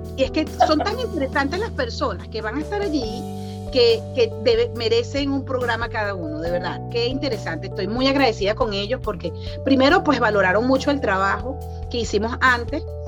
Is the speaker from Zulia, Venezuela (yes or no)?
no; Barquisimeto, Lara, Venezuela; moved away as an adult; also born or lived in Carabobo; now in United States; soy de Barquisimeto, estado Lara. Guara, pero guara de orgullo